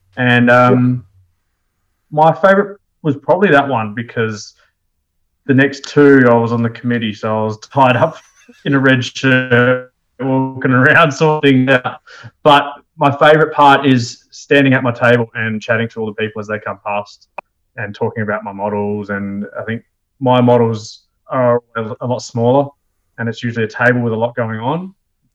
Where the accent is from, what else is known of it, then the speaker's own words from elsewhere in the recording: Adelaide, South Australia, Australia; moved away as an adult; also born or lived in Pilbara; now in Melbourne, Australia; I'm from Adelaide originally